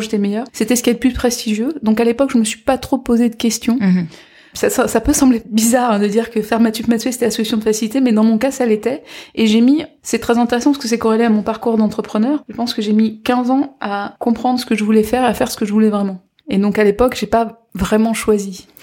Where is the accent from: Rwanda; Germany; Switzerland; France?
France; Guadeloupe; moved away; Moi je suis de Guadeloupe